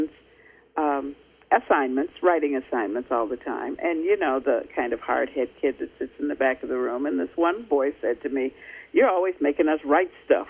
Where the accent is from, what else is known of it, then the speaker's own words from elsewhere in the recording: United States; as an American